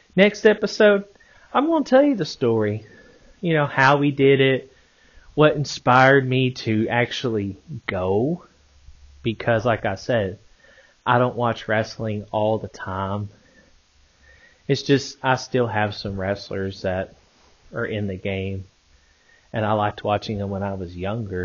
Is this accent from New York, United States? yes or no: no; Arkansas, United States; I'm from Arkansas